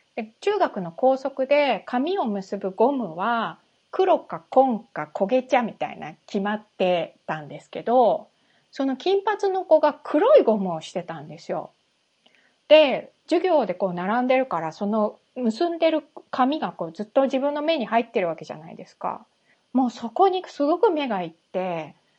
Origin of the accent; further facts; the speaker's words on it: Japan; moved away as an adult; also born or lived in United States; 日本で生まれて、日本で育って